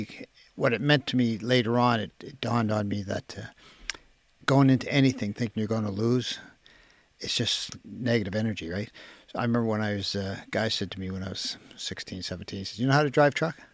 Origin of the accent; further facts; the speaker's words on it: Halifax, Nova Scotia, Canada; I remember my first memories of Fairview were fighting